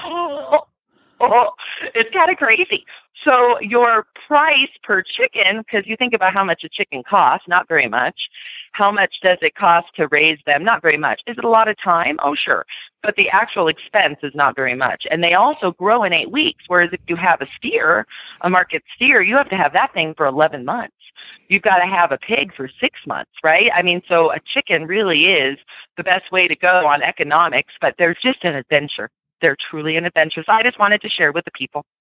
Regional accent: Southern California, United States; now in Aurora, United States; I grew up in Southern California

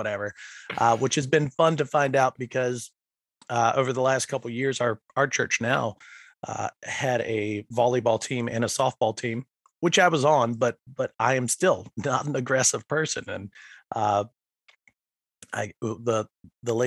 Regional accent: Franklin County, outside Roanoke, Virginia, United States; now in Chesterfield, United States; I grew up just outside of Roanoke in Franklin County, and so it was a lot of nature out there.

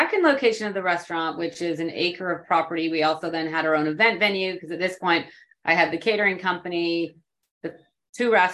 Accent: West Coast of Canada, Canada; moved away as an adult; also born or lived in New York City, United States; now in San Antonio, United States; I am originally from the West Coast of Canada.

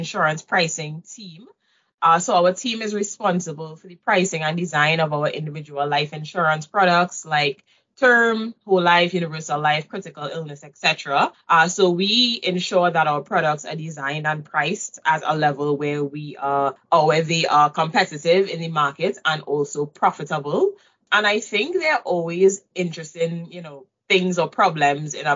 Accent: Trinidad & Tobago; moved away as an adult; also born or lived in Waterloo, Canada; now in Canada; I moved from Trinidad to Canada to attend U Waterloo

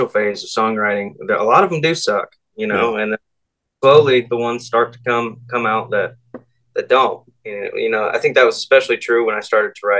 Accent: Dawsonville, Georgia, United States; I'm from Dawsonville, Georgia. Yeah, just don't want to let my Dawsonville peeps down

